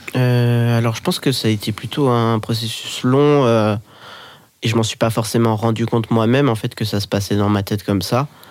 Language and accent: French; Geneva, Switzerland; moved away as an adult; now in Lyon, France; J'habite à Lyon depuis un an et demi environ. Sinon, je viens de Genève.